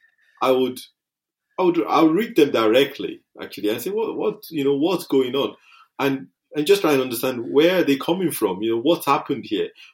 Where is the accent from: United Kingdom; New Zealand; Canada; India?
United Kingdom; our culture, being British, is that, you know, we have a stiff upper lip.